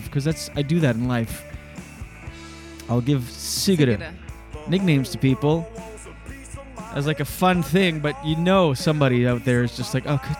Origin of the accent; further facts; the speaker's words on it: Moncton, New Brunswick, Canada; moved away; also born or lived in Gatineau; We're both from Moncton